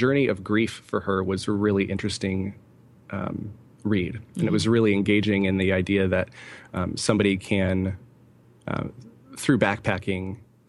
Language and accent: English; California, United States; also born or lived in Idaho; now in Allentown, United States; We came from North Idaho, Coeur d'Alene, Idaho, specifically. Mm-hmm. We were there for a year, 2.5 years after moving away from California, where both my wife and I are born and raised in California.